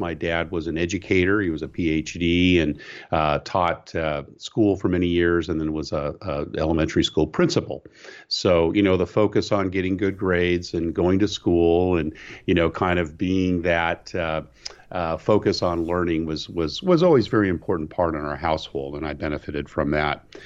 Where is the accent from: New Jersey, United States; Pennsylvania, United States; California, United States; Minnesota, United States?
California, United States; moved away as an adult; growing up in California